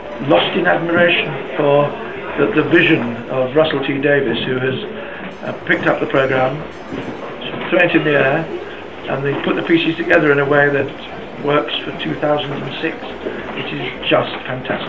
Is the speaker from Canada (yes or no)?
no; Manchester, North West England, United Kingdom; I come from Manchester, like him